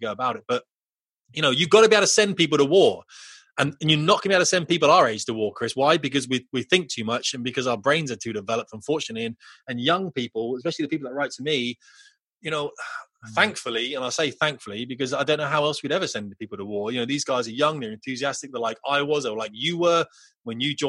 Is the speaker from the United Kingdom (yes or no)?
yes; United Kingdom; we're very British